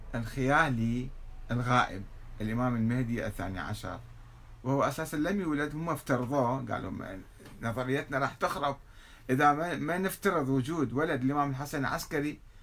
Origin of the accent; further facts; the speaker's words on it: Iraq; عندنا في العراق